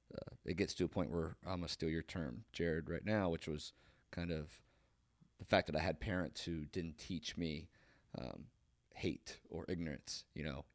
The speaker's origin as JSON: {"language": "English", "town": "Marietta", "region": "Ohio", "country": "United States", "tie": "born or raised there", "said": "I grew up on Harmer Hill. It's obviously on a hill. It's up above. It's on the west side of Marietta"}